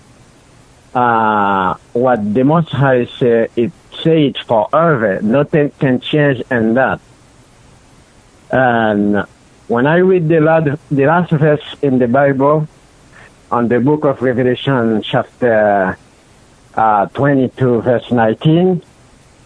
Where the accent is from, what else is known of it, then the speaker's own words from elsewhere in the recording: Haiti; I was born in Haiti, in the south side of Haiti. And then when I was a kid, I used to go to church with my parents